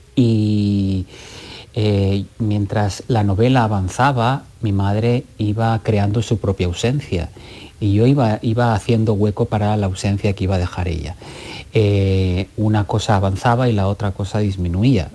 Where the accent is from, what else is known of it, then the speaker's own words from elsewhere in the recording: Catalonia, Spain; siendo catalán